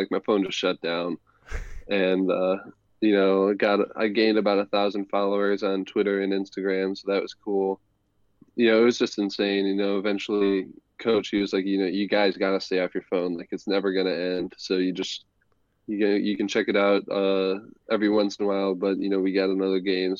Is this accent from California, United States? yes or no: no; Ohio, United States; I come from Ohio where the weather is always kind of awful